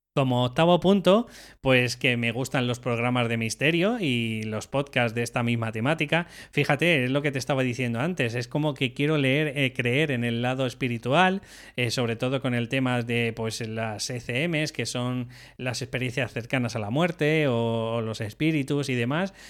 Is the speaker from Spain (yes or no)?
yes; Madrid, Community of Madrid, Spain; Yo soy de Madrid